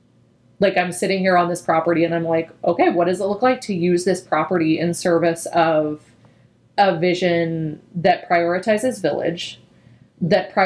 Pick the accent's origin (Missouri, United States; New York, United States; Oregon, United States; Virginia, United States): Missouri, United States; Southeast; moved away